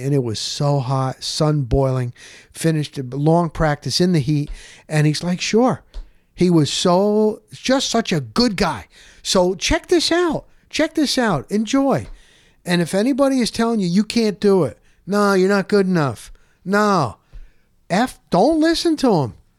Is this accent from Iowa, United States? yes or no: no; Dover, New Jersey, United States; moved away as an adult; I'm from Morris County, New Jersey. Grew up in a small town called Dover.